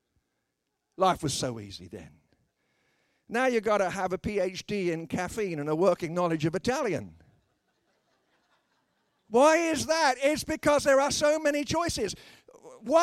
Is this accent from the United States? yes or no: no; United Kingdom; I'm a British person